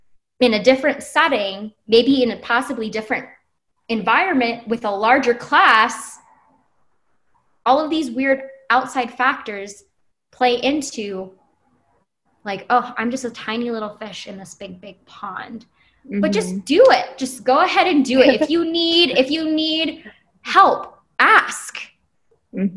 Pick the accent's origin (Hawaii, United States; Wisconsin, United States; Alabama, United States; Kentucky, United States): Hawaii, United States; But we're still from Hawaii. We are technically an out-of-state student from Hawaii, but our paths are so different.